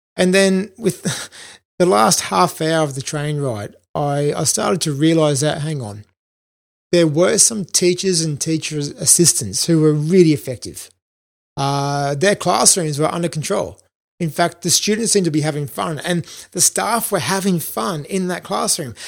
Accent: Australia; moved away as an adult; also born or lived in Brisbane / London; I'm an Aussie

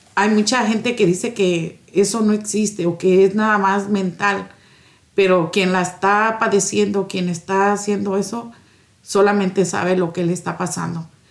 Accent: Morelos, Mexico; moved away as an adult; also born or lived in Minneapolis; now in Schuyler, United States; Soy de Morelos, México

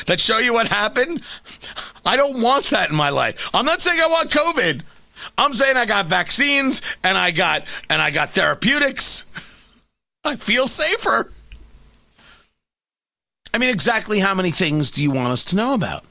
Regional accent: United States; I'm an American

